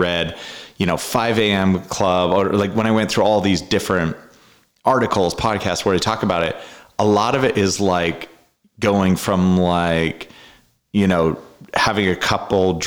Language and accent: English; Canada; moved away; I grew up in Canada